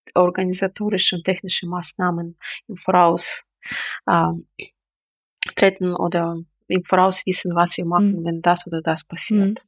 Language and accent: German; Belarus; da ich jetzt bin in Belarus bin